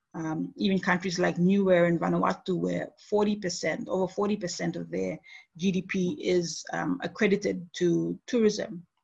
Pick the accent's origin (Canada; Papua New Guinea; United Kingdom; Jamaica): Papua New Guinea; moved away as an adult; now in Nara, Japan; in my home country of Papua New Guinea